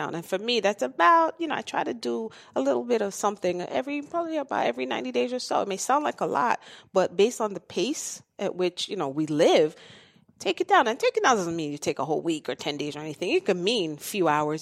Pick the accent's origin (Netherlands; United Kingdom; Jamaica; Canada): Jamaica; I'm from Jamaica, so that's, that's home.